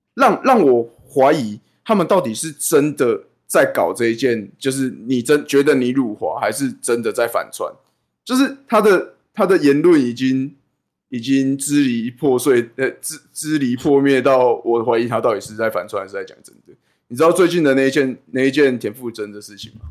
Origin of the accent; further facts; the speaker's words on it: Taiwan; 我们台湾本人在地人